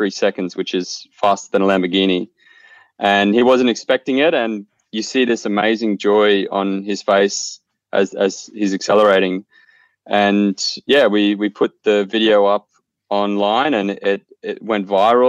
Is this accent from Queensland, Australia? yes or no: yes; Clermont, Queensland, Australia; now in Melbourne, Australia; I actually grew up in a small coal mining town in Claremont in central Queensland